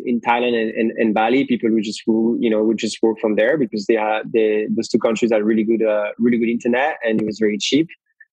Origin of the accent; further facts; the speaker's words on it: Belgium; moved away; I grew up in Belgium, and it's definitely not a country for entrepreneurs